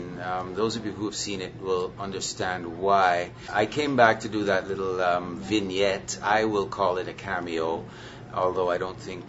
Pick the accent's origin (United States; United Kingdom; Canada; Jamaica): Jamaica; I'm Jamaican